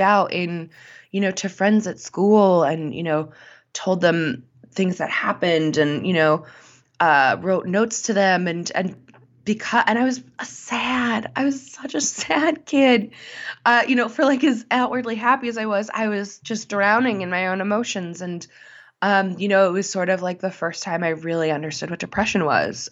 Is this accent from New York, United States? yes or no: no; Connecticut, United States; moved away; I'm originally from Connecticut, but my family lives in South Carolina now.